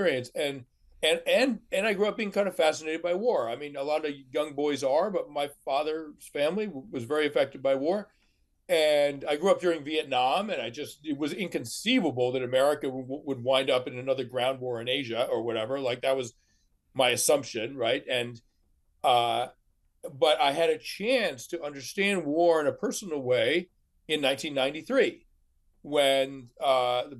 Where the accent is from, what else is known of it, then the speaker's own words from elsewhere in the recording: outside of Boston, Massachusetts, United States; I grew up outside of Boston